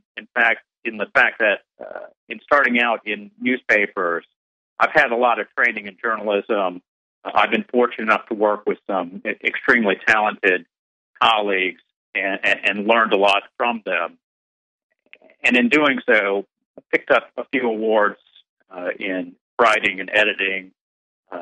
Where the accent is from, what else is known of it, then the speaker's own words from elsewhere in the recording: Birmingham, Alabama, United States; my hometown, Birmingham